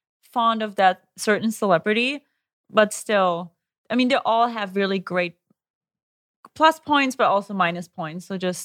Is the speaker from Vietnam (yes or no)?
no; Germany; Because growing up in Germany, we really never use sunscreen.